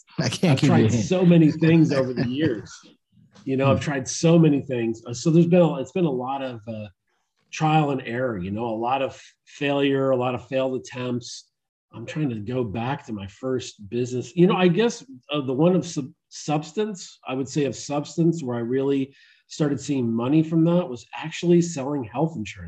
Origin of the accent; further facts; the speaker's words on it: Istanbul, Turkey; born there; also born or lived in Syracuse, United States; I was born in Istanbul, Turkey.